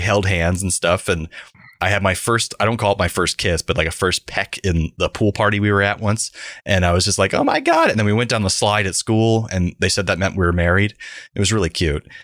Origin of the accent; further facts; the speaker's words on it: Central Florida, United States; growing up in Central Florida in the 1990s